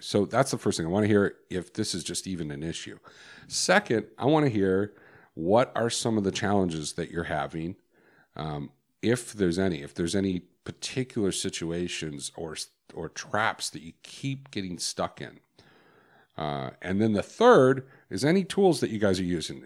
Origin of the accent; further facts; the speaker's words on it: Chicago, Illinois, United States; I grew up in Chicago